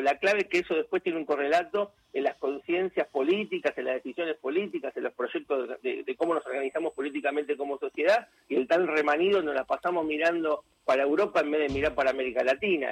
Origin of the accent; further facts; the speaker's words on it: Argentina; yo soy argentino